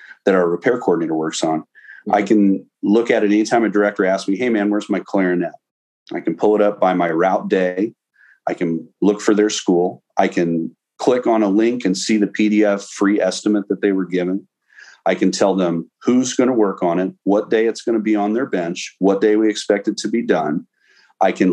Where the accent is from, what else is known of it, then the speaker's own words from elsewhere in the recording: Jefferson City, Missouri, United States; moved away as an adult; also born or lived in St. Louis area / Blue Springs, Missouri; Grew up in Jefferson City, Missouri.